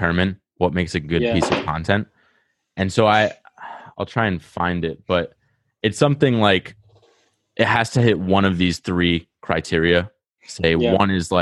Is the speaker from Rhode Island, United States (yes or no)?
yes; Rhode Island, United States; accent: Rhode Island; I got like a Rhode Island accent